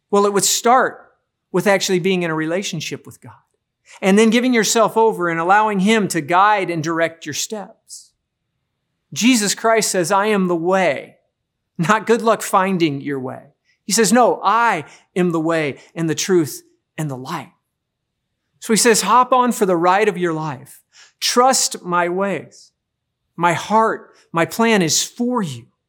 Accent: Midwest, United States; growing up in the Midwest

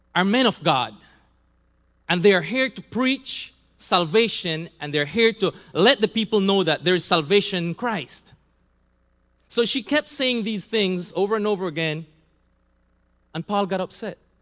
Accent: Belize; also born or lived in San Pedro; I'm from Belize. I was born in Belize

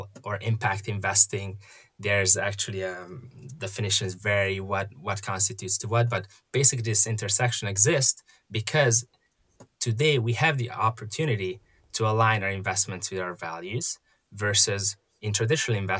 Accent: Hungary; moved away as an adult; now in United States; I was born and raised in Hungary, and came to the U.S. to study for college and ended up sticking around

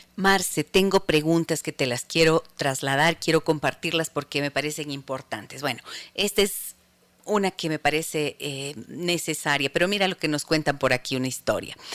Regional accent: Ibarra, Imbabura, Ecuador; desde la ciudad de Ibarra, mi tierra.

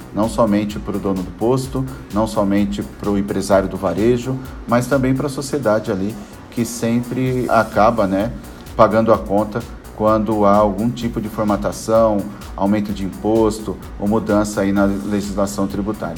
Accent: Brazil; como um bom brasileiro

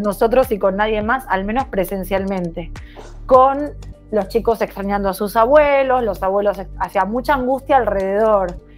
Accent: Argentina; moved away as an adult; mi país

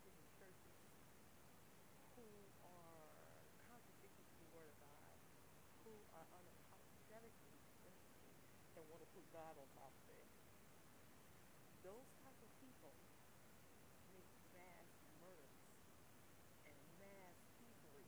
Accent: Detroit, Michigan, United States; moved away as an adult; I'm from Detroit, Michigan originally, and lived there in 20 years

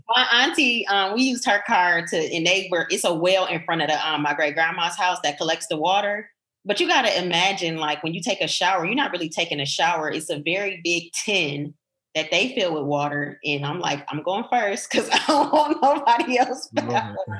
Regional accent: Detroit, Michigan, United States; moved away as an adult; also born or lived in Portugal; I was growing up in Detroit

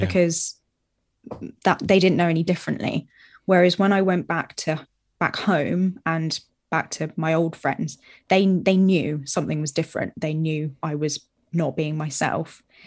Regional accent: Brighton, South East England, United Kingdom; moved away as an adult; also born or lived in Southampton; I was from Brighton

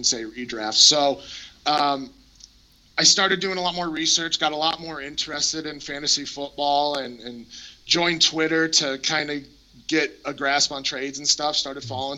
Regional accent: Colorado, United States; I grew up in Colorado

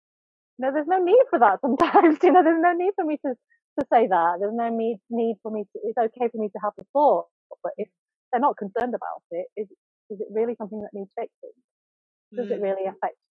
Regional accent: Yorkshire and the Humber, United Kingdom; I'm also Cantonese born. My parents are Cantonese, and I was raised in Yorkshire

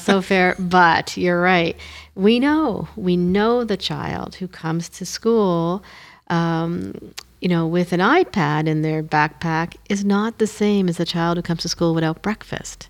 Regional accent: Moncton, New Brunswick, Canada; first language Hindi; So they decided to move to Moncton. So that's how we came to New Brunswick

